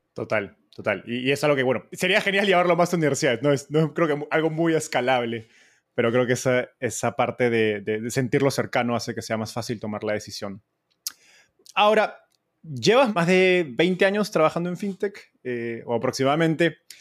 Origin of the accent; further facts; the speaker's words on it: Peru; en Perú, de donde soy